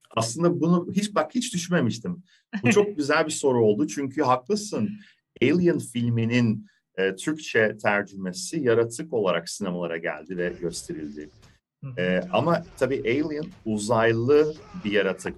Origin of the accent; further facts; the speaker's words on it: İzmir, Turkey; Ben İzmirliyim